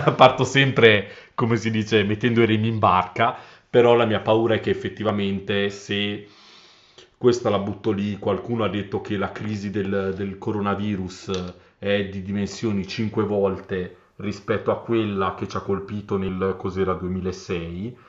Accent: Carrara, Tuscany, Italy; Io sono di Carrara

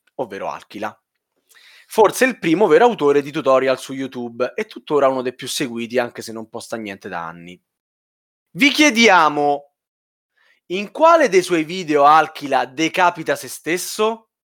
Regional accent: Rome, Lazio, Italy; io sono romano

